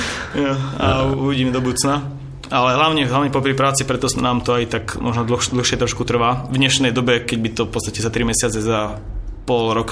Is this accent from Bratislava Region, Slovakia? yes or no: yes; Bratislava, Bratislava Region, Slovakia; som z Bratislavy